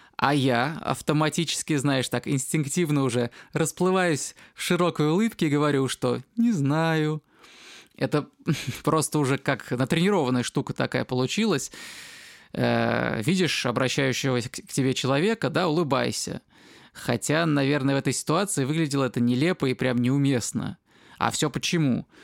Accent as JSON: {"language": "Russian", "country": "Russia", "moved": "yes", "lives_now": "Spain", "said": "я из России"}